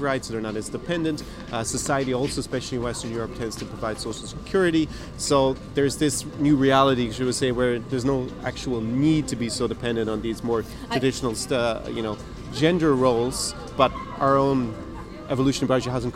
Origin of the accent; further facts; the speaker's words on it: Ireland; now in Ukraine; I was born in Ireland